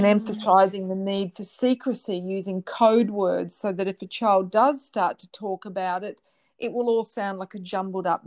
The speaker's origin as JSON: {"language": "English", "country": "Australia", "said": "I'm speaking as an Australian"}